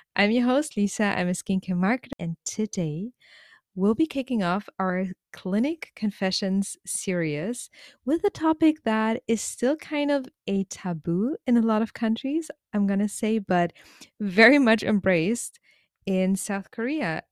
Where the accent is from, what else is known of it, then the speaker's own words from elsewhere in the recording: Germany; as someone growing up in Germany